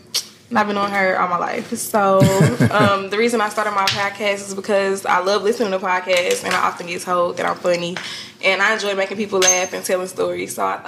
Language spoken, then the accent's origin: English; St. Louis, Missouri, United States; moved away as an adult; now in Florida, United States; on all platforms. I'm 24 years old. I'm from St. Louis, Missouri. I've been in Florida for about 5 years now.